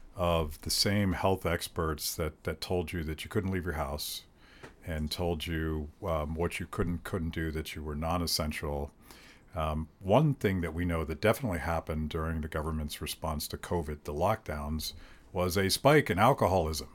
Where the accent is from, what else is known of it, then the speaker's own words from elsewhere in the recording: United States; I'm an American